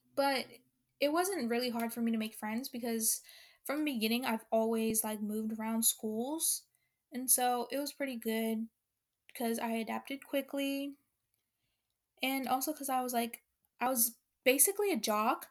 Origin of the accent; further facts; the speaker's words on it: Honolulu, Hawaii, United States; I was born in Honolulu, Hawaii